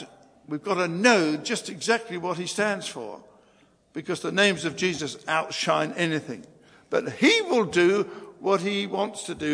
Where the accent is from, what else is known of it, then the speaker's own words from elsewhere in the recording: England, United Kingdom; us as English people